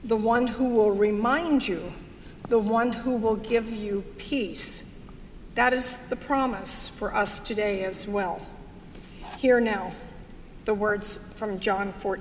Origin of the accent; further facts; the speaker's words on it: Arkansas, United States; I was raised in Arkansas